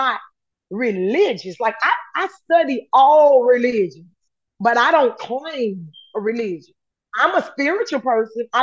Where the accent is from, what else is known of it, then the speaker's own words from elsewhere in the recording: United States; accent: Ebonics; first language Ebonics; I was raised in America